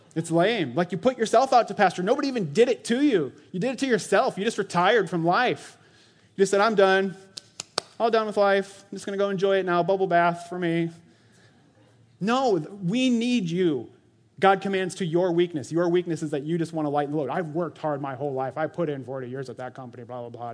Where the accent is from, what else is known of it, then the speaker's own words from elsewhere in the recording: Orange City, Iowa, United States; I was born in Orange City, Iowa, to Tunis and Jackie Van Vorst